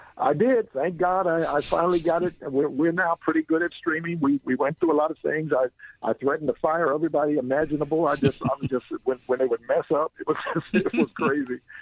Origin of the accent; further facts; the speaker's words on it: Philadelphia, Pennsylvania, United States; now in Bay Area, United States; I grew up in Philly. I'm now in the Bay Area